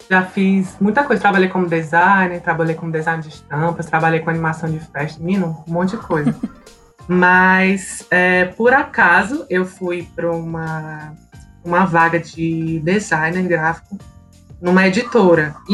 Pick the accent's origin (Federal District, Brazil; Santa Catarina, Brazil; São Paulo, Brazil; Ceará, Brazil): Ceará, Brazil; Fortaleza; Eu tenho 28 anos, sou de Fortaleza